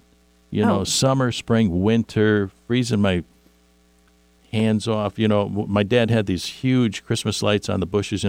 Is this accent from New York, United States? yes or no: no; Chicago, Illinois, United States; where I grew up on Carpenter Street on the south side of Chicago